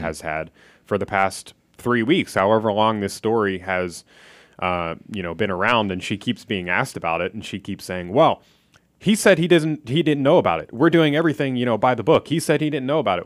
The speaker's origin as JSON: {"language": "English", "town": "Philadelphia", "region": "Pennsylvania", "country": "United States", "moved": "yes", "said": "I'm from Philadelphia"}